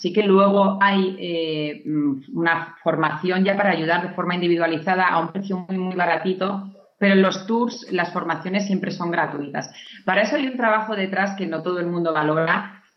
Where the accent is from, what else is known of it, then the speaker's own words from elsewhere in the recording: Navarre, Spain; yo soy de, Navarra